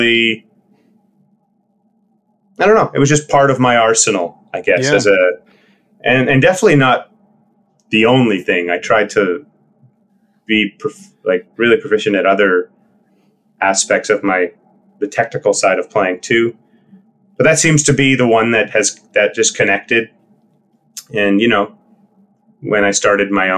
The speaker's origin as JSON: {"language": "English", "town": "Winnipeg", "region": "Manitoba", "country": "Canada", "tie": "born or raised there", "said": "we all grew up playing music with a bunch of other people also in Winnipeg"}